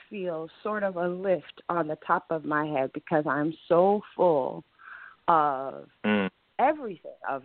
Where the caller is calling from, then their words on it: Ohio, United States; I'm calling from Ohio.